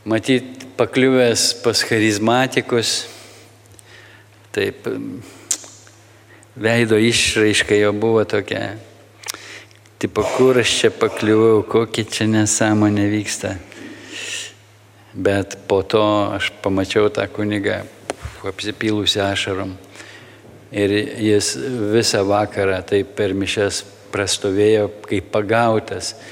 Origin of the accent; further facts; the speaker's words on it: Lithuania; mes, lietuviai